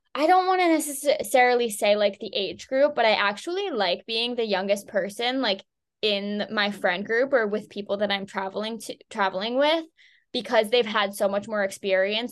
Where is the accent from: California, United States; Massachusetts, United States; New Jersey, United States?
Massachusetts, United States; Boston; moved away as an adult; I'm originally from the Boston area